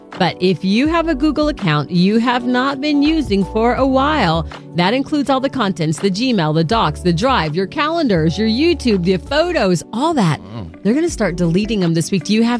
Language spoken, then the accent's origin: English; Duncanville, Texas, United States; my hometown of Duncanville.